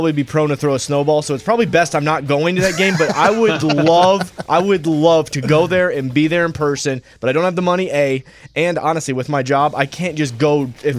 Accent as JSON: {"language": "English", "region": "the North", "country": "United States", "moved": "yes", "lives_now": "Nashville, United States", "said": "I love to give locks on the show if you're a gambler and you like to win money. I'm also from the North. I'm an alpha male and also a Yankee."}